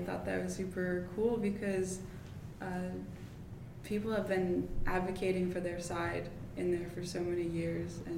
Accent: Florida, United States; I'm from Florida

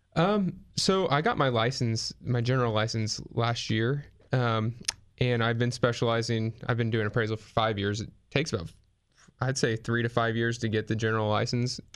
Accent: Fresno, California, United States; moved away as an adult; now in Grover Beach, United States; we're both from the Central Valley, Fresno area

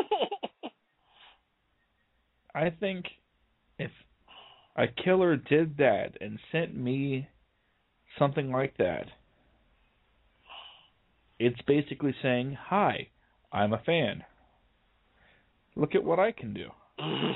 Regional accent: Florida, United States; I'm from Florida

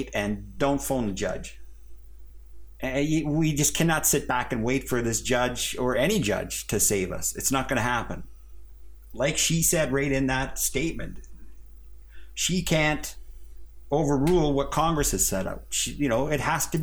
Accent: Canada; as a Canadian guy

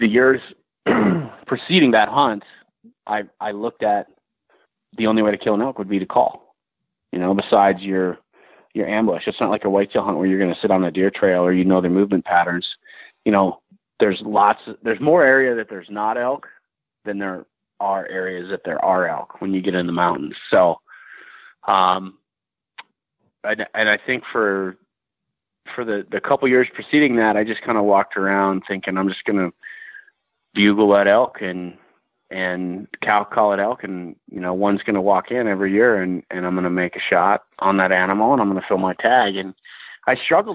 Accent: Midwest, United States; moved away as an adult; now in Montana, United States; I'm from the Midwest

